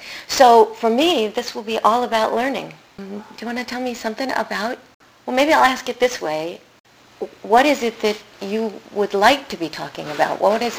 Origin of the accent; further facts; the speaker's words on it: New York City, New York, United States; I'm a Queens girl.